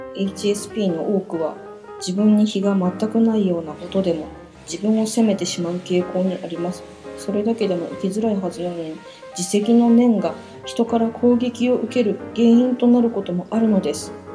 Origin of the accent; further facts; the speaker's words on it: Nagoya, Aichi, Japan; accent: Nagoya-ben